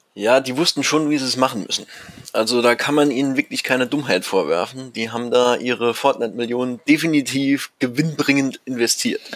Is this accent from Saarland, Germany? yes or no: yes; Saarland, Germany; moved away as an adult; now in Ruhr area, Germany; gebürtiger Saarländer. Und als mich mein Job ins Ruhrgebiet äh, verschlagen hat